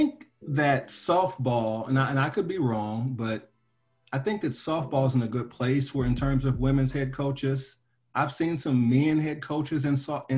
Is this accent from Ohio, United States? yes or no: no; Nashville, Tennessee, United States; I grew up in Nashville, Tennessee